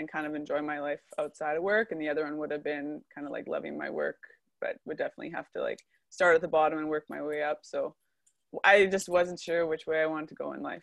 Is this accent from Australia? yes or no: no; Edmonton, Alberta, Canada; I'm from Edmonton